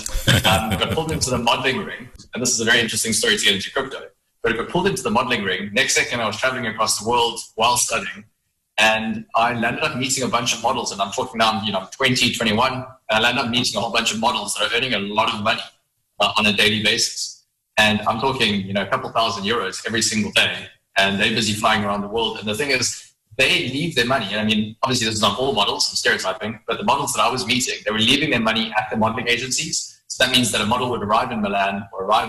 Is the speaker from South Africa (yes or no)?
yes; Johannesburg, Gauteng, South Africa; moved away as an adult; now in Cape Town, South Africa; I am from Johannesburg initially